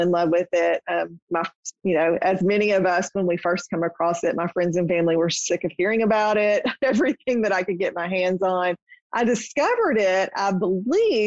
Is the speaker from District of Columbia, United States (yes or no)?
no; Nashville, Tennessee, United States; my hometown in Nashville